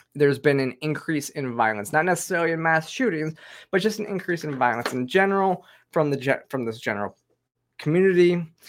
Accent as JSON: {"language": "English", "region": "Michigan", "country": "United States", "said": "I'm from Michigan"}